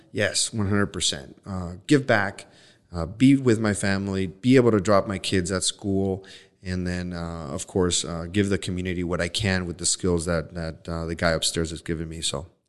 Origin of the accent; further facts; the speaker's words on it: Los Mochis, Sinaloa, Mexico; moved away; I'm from Los Mochis